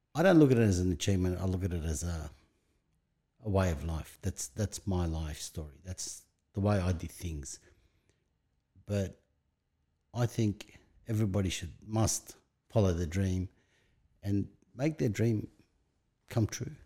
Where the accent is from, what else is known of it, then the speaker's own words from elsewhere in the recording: Sydney, New South Wales, Australia; English is a second language; also born or lived in Lebanon / Bankstown / Greenacre; I was raised in Punch Bowl, moved to Bankstown, Greenacre, and I've been within five kilometre radius from the day I come to Australia